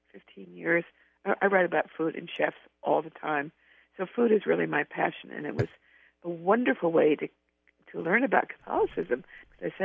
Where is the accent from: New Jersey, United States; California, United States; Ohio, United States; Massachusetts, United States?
California, United States; I love Mexican food because I'm from California